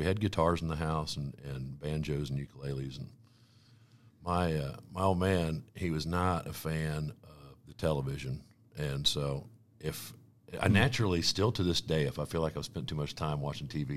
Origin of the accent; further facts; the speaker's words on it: Weatherby Lake, Missouri, United States; I was supposed to grow up in Platte County, and was raised by, two hardworking parents that raised four boys, and I grew up, moved to Wetherby Lake in 1984